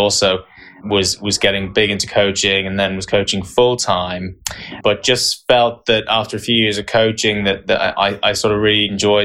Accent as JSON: {"language": "English", "country": "Ireland", "tie": "born or raised there", "also_born_or_lived": "County Tipperary / Waterford", "said": "I grew up in Ireland. My first taste of tennis was in Carrickinshire, County Tipperary"}